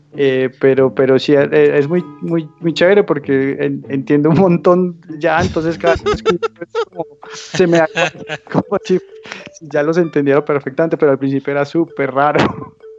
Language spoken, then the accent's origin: Spanish; Manizales, Caldas, Colombia; moved away as an adult; now in Medellín, Colombia; yo soy de Manizales, una ciudad cercana a Medellín.